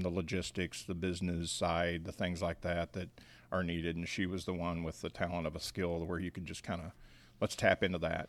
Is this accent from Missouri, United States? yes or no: yes; Independence, Missouri, United States; moved away as an adult; also born or lived in Kansas City, Kansas / Odessa, Missouri; now in Lawrenceville, Georgia, United States; I grew up in a place called Independence, Missouri